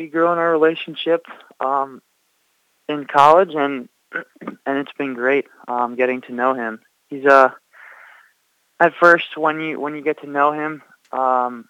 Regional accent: Baltimore, Maryland, United States; born or raised there; now in Charlotte, United States

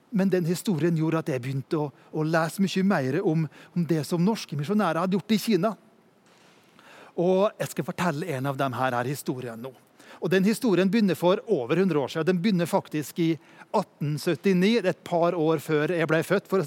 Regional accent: Norway; og jeg kommer fra Norge og jobber i Ungdom i oppdrag.

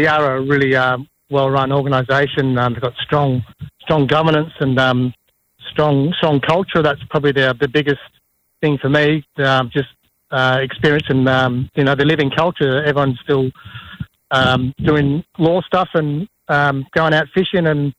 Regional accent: Perth, Western Australia, Australia; moved away as an adult; also born or lived in Kalgoorlie / Kimberley; now in Broome, Australia; I'm from Perth. I'm the youngest of 7 kids, so I always got the last of the food and stuff. So, from a big family and been living down there most of my life

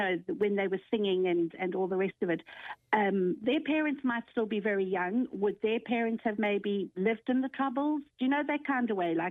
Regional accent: South Africa; moved away as an adult; also born or lived in London; I actually was born in London and left London when I was four, and lived in South Africa for 17 years and left in 1987

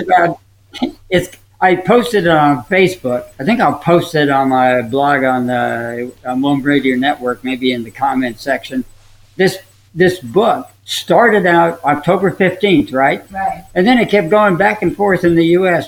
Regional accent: Upper Saddle River, New Jersey, United States; when I was raised in New Jersey, in Upper Saddle River, New Jersey

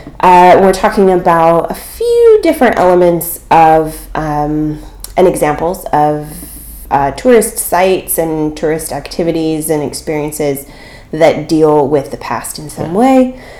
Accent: California, United States; also born or lived in New York; we're from California

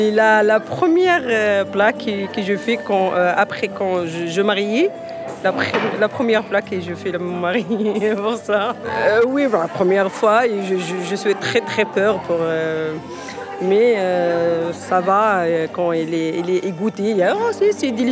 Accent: Morocco; French is a second language; moved away; also born or lived in Italy; je suis marocaine et j'ai la nationalité

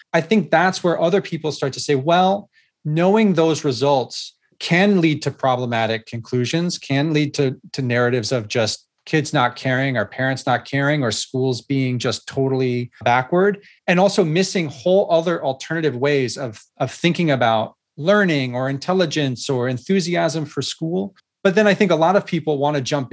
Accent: California, United States; my home state of California

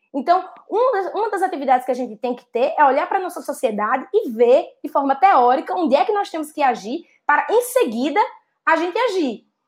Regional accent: Northeast Region, Brazil; accent: strong Northeastern; now in São Paulo, Brazil; Eu sou uma mulher nordestina, nascida e criada no Nordeste

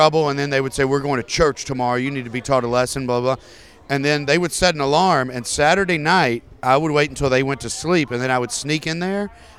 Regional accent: the South, United States; I grew up in the South, and when you asked my parents what they were, they would say Baptist

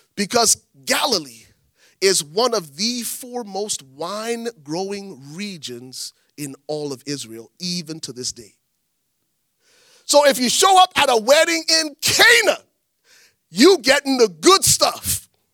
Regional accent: Liberia; moved away; I'm from Liberia. Growing up in Liberia

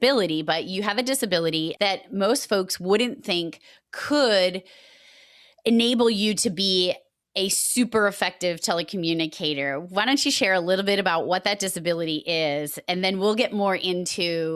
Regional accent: Massachusetts, United States; accent: Massachusetts; my Massachusetts accent is fierce

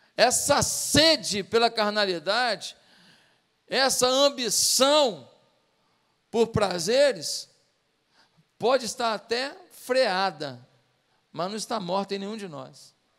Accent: Rio de Janeiro, Brazil; quando eu era pequeno lá em Marechal Hermes

